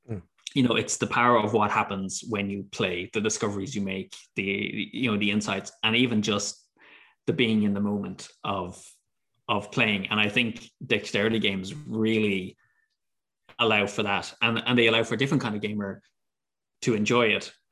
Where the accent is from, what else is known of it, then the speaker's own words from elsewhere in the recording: Ireland; It, it's funny as an Irish person.